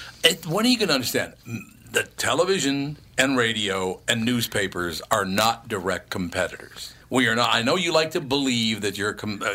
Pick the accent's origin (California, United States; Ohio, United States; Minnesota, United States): Minnesota, United States; Long Prairie; born there; sooner or later, I'm going to understand Minnesota. I was born there in Long Prairie, Minnesota.